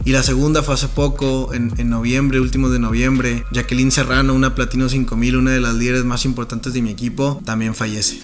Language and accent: Spanish; Montemorelos, Nuevo León, Mexico; now in San Pedro Garza García, Mexico; Nací en una ciudad que está cerca de Monterrey, como a una hora más o menos, que se llama Montemorelos, Nuevo León, es como un poblado